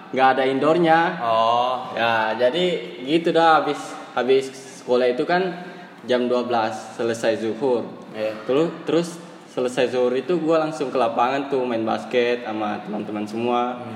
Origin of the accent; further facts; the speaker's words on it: Kendari, Southeast Sulawesi, Indonesia; gue orang Kendari